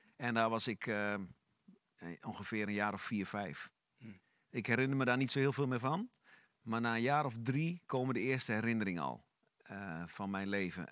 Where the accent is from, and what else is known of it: Netherlands; born or raised there; also born or lived in Sofia, Bulgaria / Almelo, Netherlands / The Hague, Netherlands